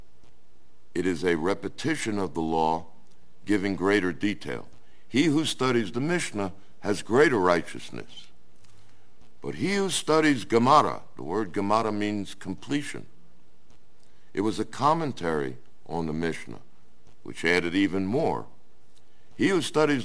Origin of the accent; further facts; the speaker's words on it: Colorado, United States; I'm from Colorado. I know mountains